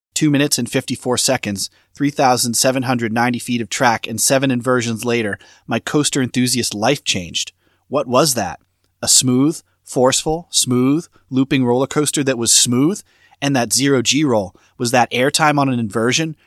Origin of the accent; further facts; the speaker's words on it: Boston, Massachusetts, United States; I grew up in the Boston area